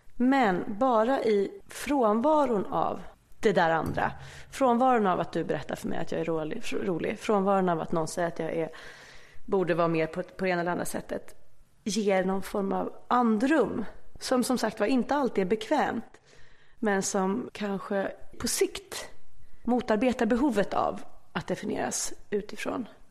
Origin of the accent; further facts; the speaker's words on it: Stockholm, Stockholm County, Sweden; Aspis tills jag var... Ja, tills jag började i tvåan sen i Enskedeskolan. För då eh, separerade mina föräldrar så då bodde jag Aspudden och sen flyttade vi till Enskede